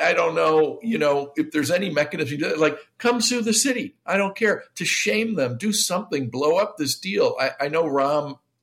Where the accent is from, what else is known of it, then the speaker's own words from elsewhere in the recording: Detroit, Michigan, United States; now in Chicago, United States; I grew up in Detroit